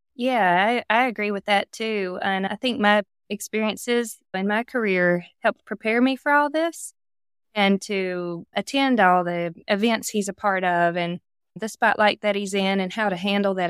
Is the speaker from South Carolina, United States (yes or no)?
yes; South Carolina, United States; I grew up just in the South